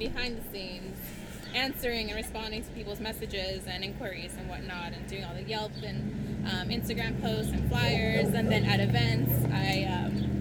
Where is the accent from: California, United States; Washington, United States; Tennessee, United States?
California, United States; Oakland; I'm from Oakland. This is my first time out in the valley.